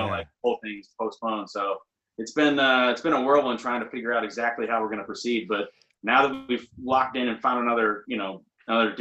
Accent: Maine, United States; moved away; I'm from Maine

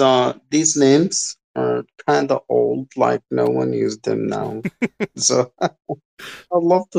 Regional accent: Egypt; I'm from Egypt.

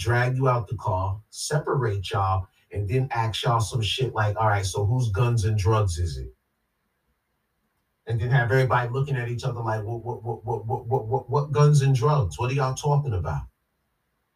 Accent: New York City, New York, United States; growing up in Queens, socializing in Brooklyn, in Harlem

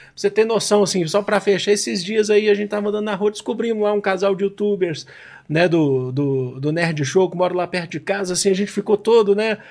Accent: Belo Horizonte, Minas Gerais, Brazil; now in São Paulo, Brazil; Eu sou de Belo Horizonte, eu vim para São Paulo

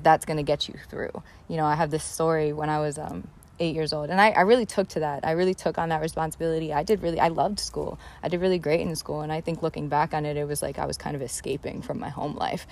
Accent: New York City, New York, United States; I grew up in the South Bronx in the projects of the South Bronx to a single mom Puerto Rican family

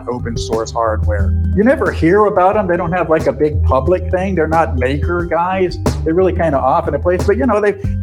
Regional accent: Austin, Texas, United States; moved away; I was in Austin, which is my hometown

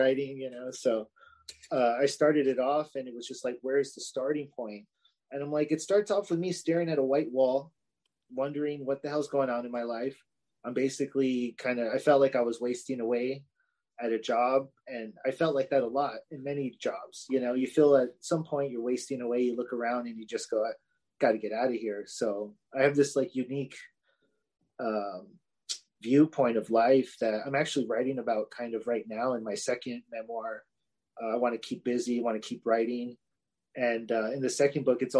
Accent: Los Angeles, California, United States; now in Fresno, United States; I grew up in LA. So I'm from Southern Cali, transplanted into Central Cali

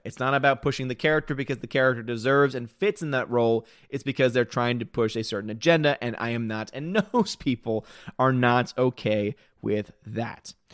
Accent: United States; I'm an American

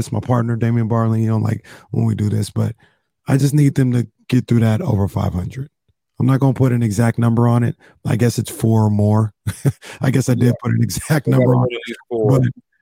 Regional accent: Sacramento, California, United States; I am from Sacramento, California

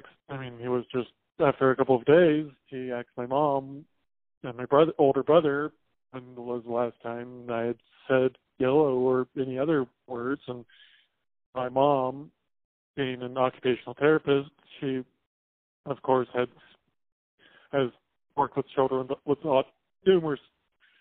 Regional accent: Paonia, Colorado, United States; moved away as an adult; now in Buffalo, United States; I'm originally from Peonia, Colorado

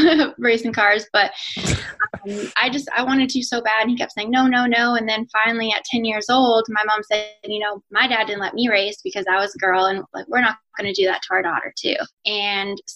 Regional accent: Winnipeg, Manitoba, Canada; now in North Carolina, United States; I'm Canadian. I grew up in Winnipeg. I'm actually here now.

